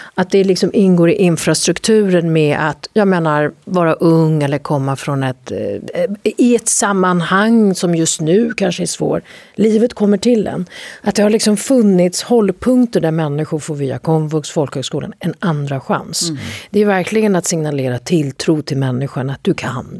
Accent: Sweden; där är jag mer svensk än min man

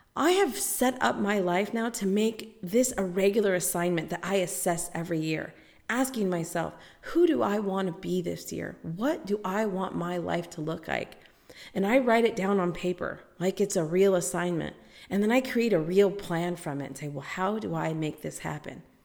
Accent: United States; I'm American

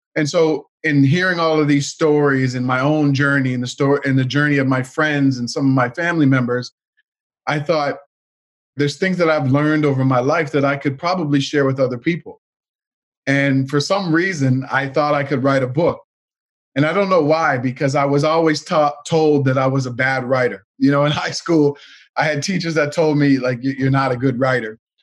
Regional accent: Canada; My grandparents immigrated from Jamaica to Canada back in the 1960s. And, um, you know, we grew up here in Canada.

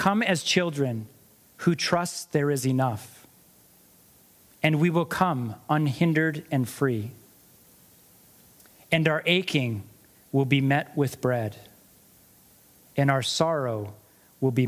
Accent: United States; moved away as an adult; also born or lived in Montana; now in Canada; I'm American

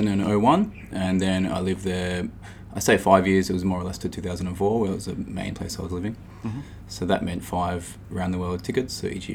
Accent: Adelaide, South Australia, Australia; moved away as an adult; also born or lived in New York; now in Melbourne, Australia; I grew up in Adelaide. I lived there for 19 years till I just turned 20.

